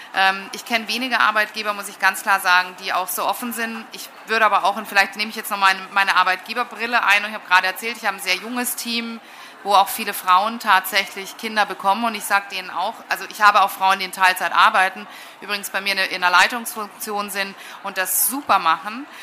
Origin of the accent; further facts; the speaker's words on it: West Germany, Germany; also born or lived in England; now in Munich, Germany; ich komme jetzt aus Westdeutschland